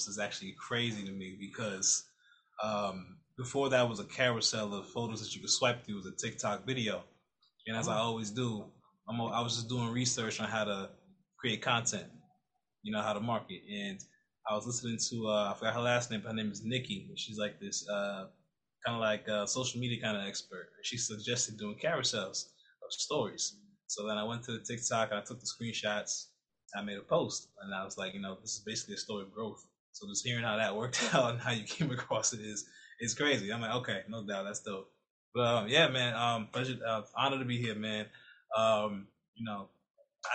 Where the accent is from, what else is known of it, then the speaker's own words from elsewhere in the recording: New Rochelle, New York, United States; moved away as an adult; also born or lived in Bronx, New York / Washington, District of Columbia, United States; now in Maryland, United States; I was born in the Bronx until about really young, real, real young. So I barely remember much of the Bronx. And I moved to Westchester County, New Rochelle, New York. And that's where I really did like all my developmental years